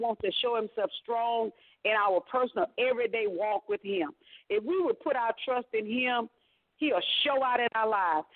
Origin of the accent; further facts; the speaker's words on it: South Carolina, United States; I'm from South Carolina.